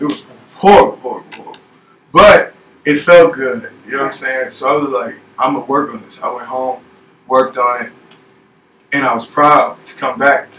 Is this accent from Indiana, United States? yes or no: yes; Gary, Indiana, United States; also born or lived in California; So, I'm from Gary, Indiana, Chicagoland area.